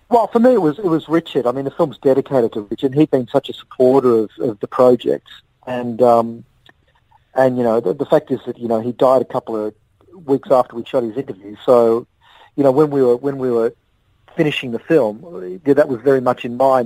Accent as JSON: {"language": "English", "town": "Melbourne", "region": "Victoria", "country": "Australia", "tie": "born or raised there"}